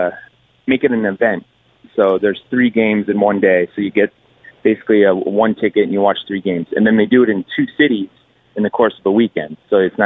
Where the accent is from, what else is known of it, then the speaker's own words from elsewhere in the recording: Connecticut, United States; I'm from Connecticut